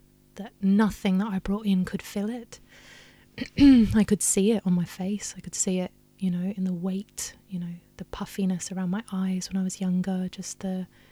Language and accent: English; Australia; I grew up in Australia